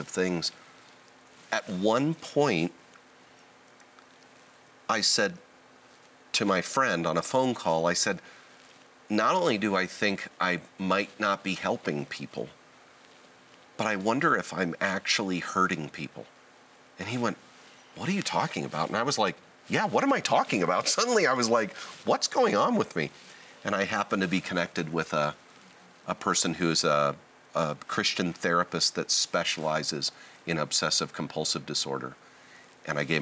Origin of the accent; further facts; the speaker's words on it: Southern California, United States; I was born and raised in Southern California, still live in Southern California.